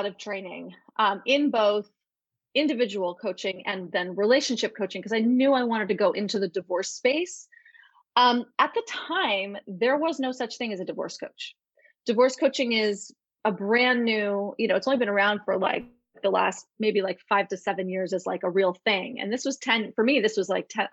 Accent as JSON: {"language": "English", "region": "New York", "country": "United States", "moved": "yes", "said": "I'm from New York and I left for a reason"}